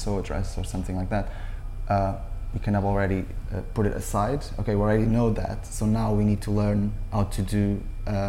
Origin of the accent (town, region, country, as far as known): Portugal; born or raised there; moved away